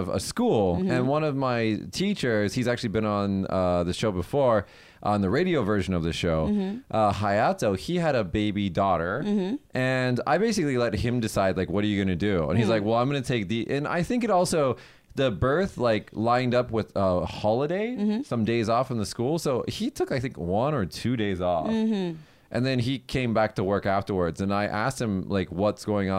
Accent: United States; now in Japan; I'm from America

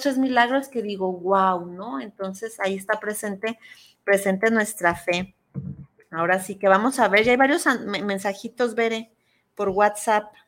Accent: Mexico; tradiciones que, que nos caracterizan ¿no? en, nuestro, en nuestro país

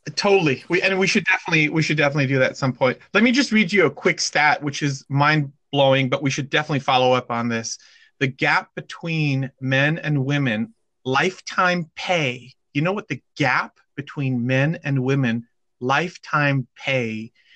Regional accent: California, United States; I am from California

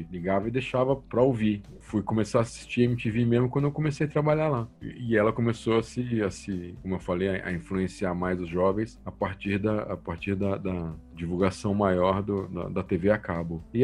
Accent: Piracicaba, São Paulo, Brazil; Eu adorava … grupo de, de Piracicaba, minha terra natal

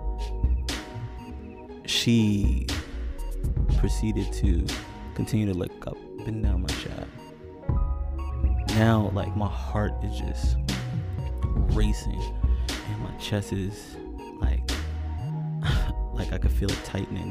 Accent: New York, United States; moved away as an adult; I'm originally from New York

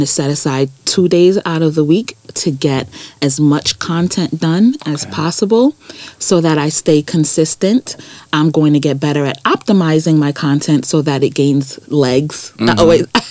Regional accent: New York City, New York, United States; also born or lived in London; I grew up in Brooklyn

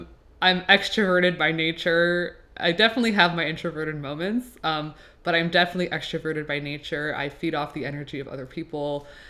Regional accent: Laval, Quebec, Canada; first language French; English is a second language; now in Montreal, Canada; I was born and raised in Laval. But I do live in Montreal now. And yeah, I am half French Canadian, one quarter Swiss, and one quarter Romanian. Most people will not believe this, but French is my first languag

